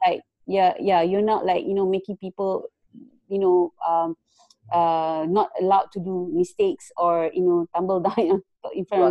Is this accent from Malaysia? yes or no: yes; Malaysia; moved away as an adult; also born or lived in Kuala Lumpur; now in Netherlands; I'm actually from Malaysia. I just moved uh, to Netherlands like for about a week now